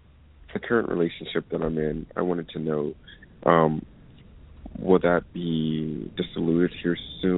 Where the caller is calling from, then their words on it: Las Vegas, Nevada, United States; I'm calling from Las Vegas.